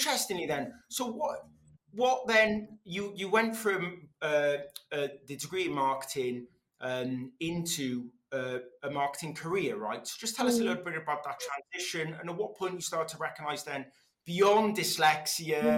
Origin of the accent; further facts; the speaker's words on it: Wales, United Kingdom; first language Welsh; English is a second language; I learned English through the medium of Welsh, and I couldn't speak either language very well